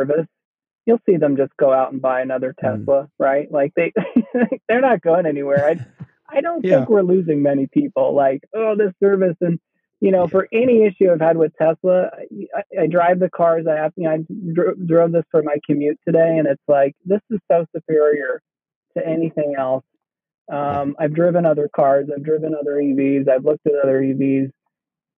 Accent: coal country of Pennsylvania, United States; I was born and raised in the coal country of Pennsylvania.

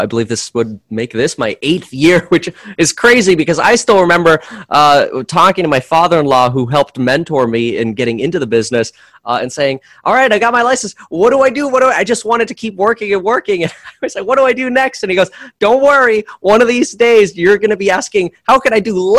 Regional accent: Florida, United States; also born or lived in Germany / Southern California; now in Ventura County, California, United States; I was born in Germany and got moved out to Florida when I was a year and a half old

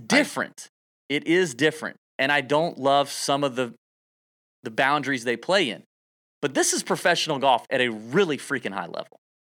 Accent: the South, United States; I'm from the South.

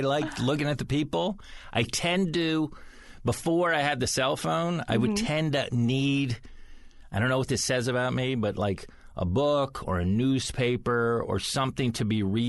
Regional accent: United States; I grew up in America. That's where I grew up.

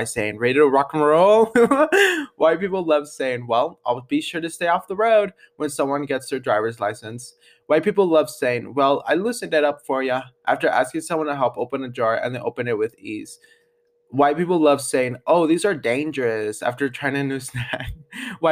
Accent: Denver, Colorado, United States; where are you from, and I'll be like, Denver

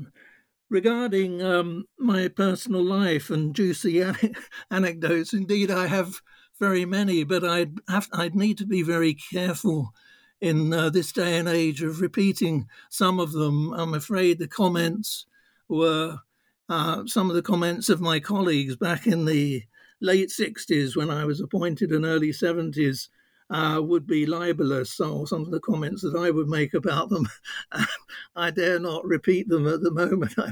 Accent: London, United Kingdom; also born or lived in Norfolk; I was born in Norfolk, but at a very early age, my parents brought me to London

